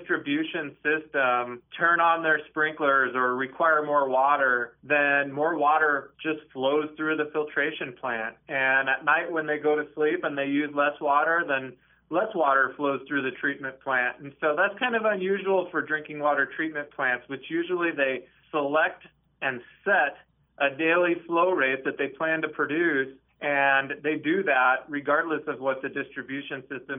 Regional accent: Rapid City, South Dakota, United States; I come from Rapid City, South Dakota

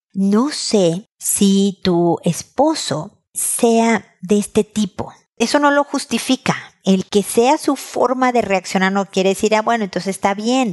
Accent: Mexico; now in Chile; En mi tierra sería queso manchego

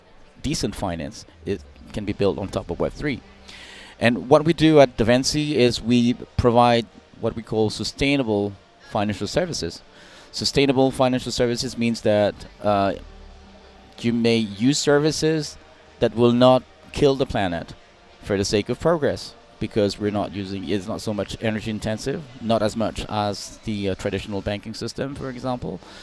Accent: Hong Kong; I'm originally from China, from Hong Kong.

